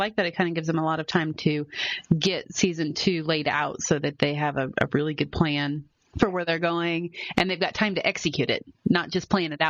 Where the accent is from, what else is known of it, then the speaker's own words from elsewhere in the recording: Midwest, United States; I'm from the Midwest